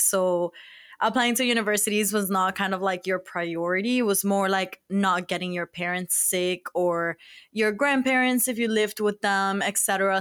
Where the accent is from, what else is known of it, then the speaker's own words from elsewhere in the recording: Miami, Florida, United States; moved away as an adult; now in Boston, United States; we're from Miami